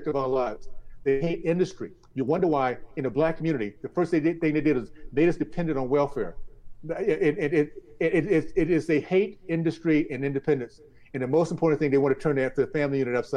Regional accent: Tallahassee, Florida, United States; I grew up in Deep South, Tallahassee in the 60s

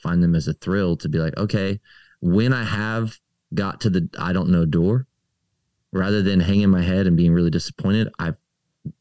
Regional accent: Maryland, United States; moved away; I grew up in Maryland, right up the street from Eugene Peterson's church

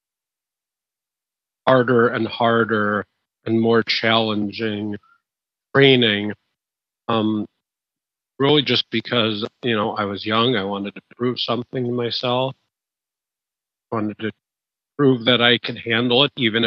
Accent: Midwest, United States; In the Midwest, in America, we don't have an accent at all.

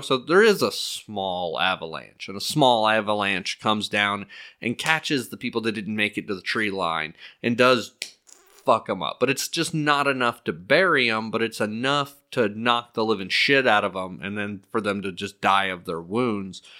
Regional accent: Miami, Florida, United States; growing up in Miami

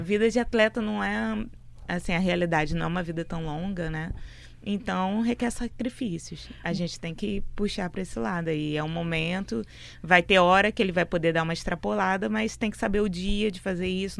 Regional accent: Niterói, Rio de Janeiro, Brazil; now in Fortaleza, Brazil; A gente é de Niterói, né? Minha mãe, na verdade, minha mãe nasceu em Fortaleza, foi para Niterói com seis anos, foi pro Rio para lá, novinha, né? E a gente nasceu lá

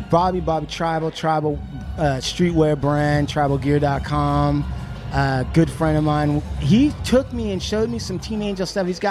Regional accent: Washington, United States; I grew up on a reservation. I went to reservation school.

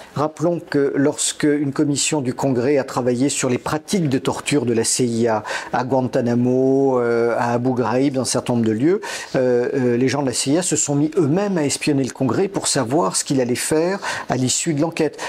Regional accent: France; chez nous en France

